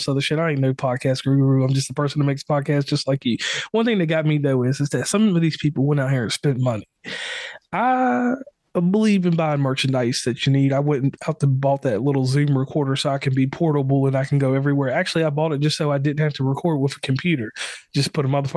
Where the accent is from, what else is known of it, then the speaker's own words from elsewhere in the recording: Virginia, United States; I'm from Virginia